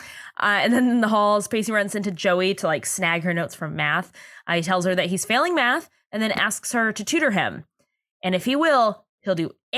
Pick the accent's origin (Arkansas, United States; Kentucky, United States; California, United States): California, United States; Oceanside; I'm from Oceanside.